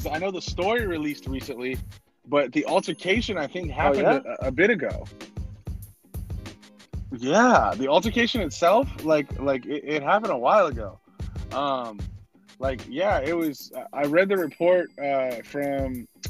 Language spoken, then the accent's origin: English; Texas, United States; I'm from Texas